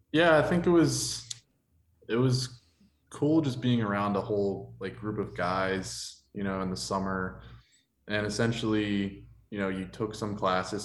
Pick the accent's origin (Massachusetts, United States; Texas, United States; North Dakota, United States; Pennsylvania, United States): Pennsylvania, United States; Ligonier; also born or lived in Pittsburgh, Pennsylvania; I grew up in Ligonier, Pennsylvania